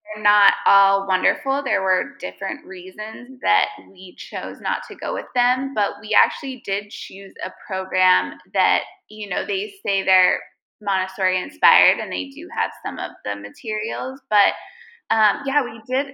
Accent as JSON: {"language": "English", "country": "United States", "moved": "yes", "lives_now": "Lebanon", "said": "we're American"}